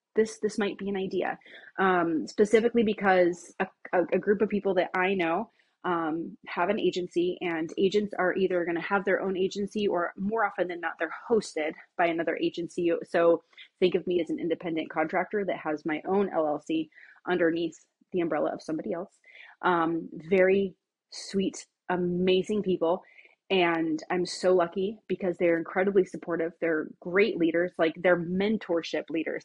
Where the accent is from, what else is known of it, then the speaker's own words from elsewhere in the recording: Bremerton, Washington, United States; I was born in Bremerton, Washington